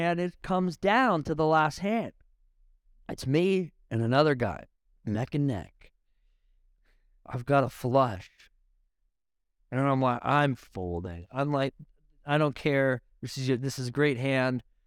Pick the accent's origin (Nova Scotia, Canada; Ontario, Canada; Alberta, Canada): Ontario, Canada; Niagara; I'm from Niagara. I'm from wine country.